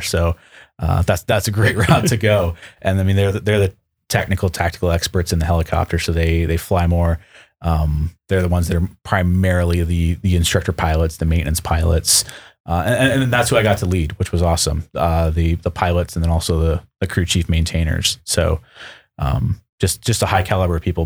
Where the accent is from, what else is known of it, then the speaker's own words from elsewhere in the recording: Western New York, United States; now in Seattle, United States; I grew up Western New York, Buffalo Sabres fan